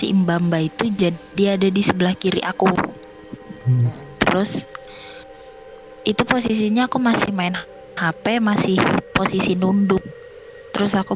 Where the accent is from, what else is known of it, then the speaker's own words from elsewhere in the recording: Jakarta, Indonesia; Umur aku 19 tahun. Asal aku dari Jakarta.